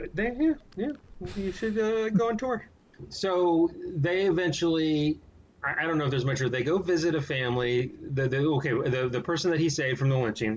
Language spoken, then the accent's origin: English; San Antonio, Texas, United States; also born or lived in Austin, Texas; I've been born and raised in Texas, San Antonio, uh, high school, went to college at UT Austin, history major